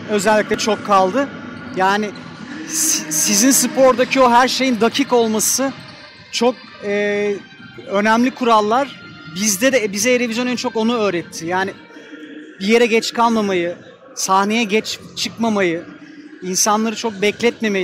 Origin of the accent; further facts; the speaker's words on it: Ankara, Turkey; Bizim Ankara'da çocukluğumuz gerçekten basketbolla geçti.